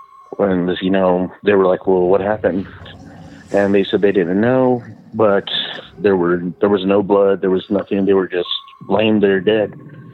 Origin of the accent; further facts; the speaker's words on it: Texas, United States; I'm from South Texas.